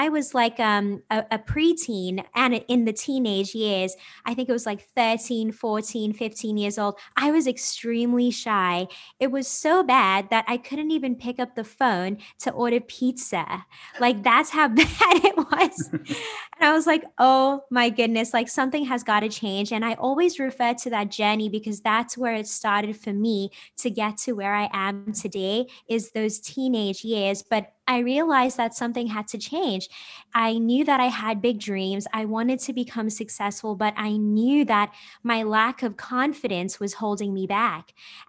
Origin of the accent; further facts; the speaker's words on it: South Africa; now in United States; I'm originally from South Africa and I just moved back to the United States last year. I'm 29 years old.